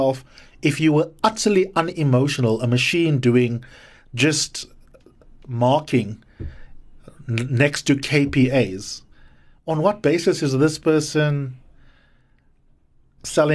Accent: South Africa; as a South African voter

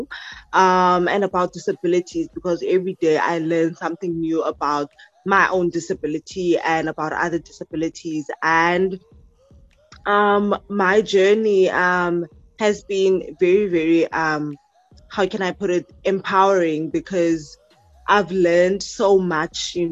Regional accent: Mossel Bay, Western Cape, South Africa; from Marshall Bay, which is in the Western Cape

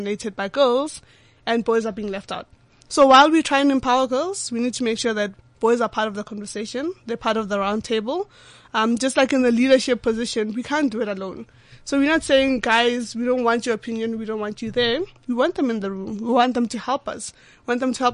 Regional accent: Pretoria, Gauteng, South Africa; I grew up in Pretoria, Atteridgeville.

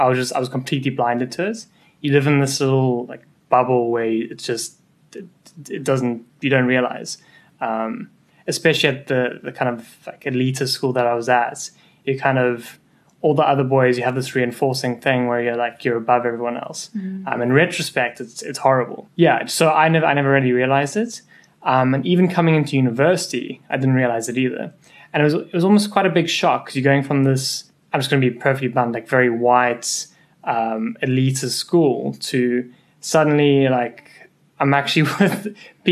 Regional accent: Boksburg, Gauteng, South Africa; moved away; also born or lived in Cape Town; I'm effectively South African. Born in Boksburg

